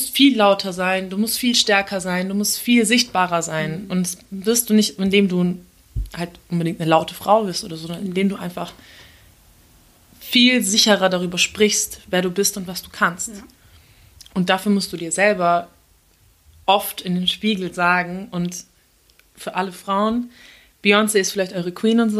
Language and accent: German; Turkey; ich bin halt Türkin